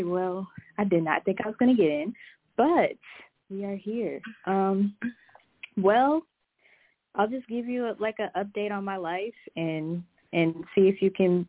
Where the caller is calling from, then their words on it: Minneapolis, Minnesota, United States; I'm calling from Minneapolis.